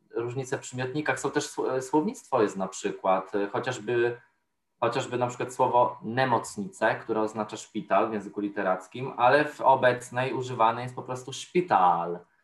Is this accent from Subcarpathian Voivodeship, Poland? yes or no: yes; Podkarpacie, Subcarpathian Voivodeship, Poland; moved away as an adult; now in Warsaw, Poland; jestem z Podkarpacia